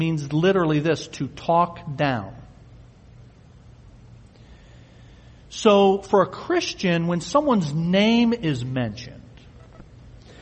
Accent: United States; We're American

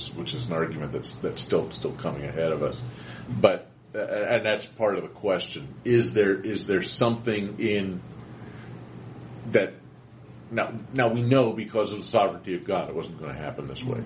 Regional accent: Pennsylvania, United States; growing up in Pennsylvania

